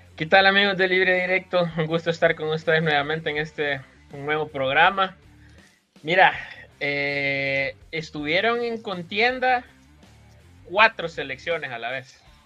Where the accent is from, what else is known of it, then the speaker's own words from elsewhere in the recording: El Salvador; como salvadoreño aficionado al fútbol